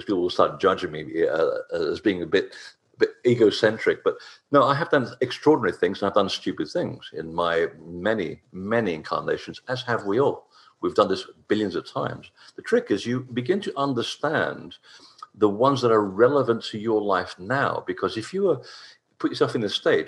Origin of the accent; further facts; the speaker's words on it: Portugal; I'm not British by birth